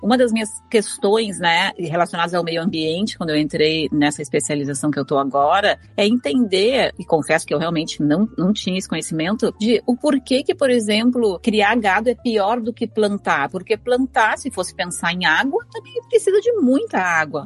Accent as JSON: {"language": "Portuguese", "region": "Rio Grande do Sul", "country": "Brazil", "said": "eu sou gaúcha, né? Fui criada com costela"}